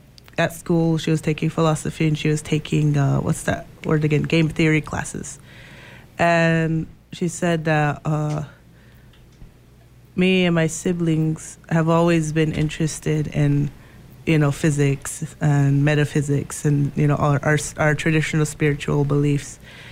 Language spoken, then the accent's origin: English; Pine Ridge, South Dakota, United States; also born or lived in Iowa / Nebraska; I am from the Oglala Sioux Tribe of Pine Ridge, South Dakota.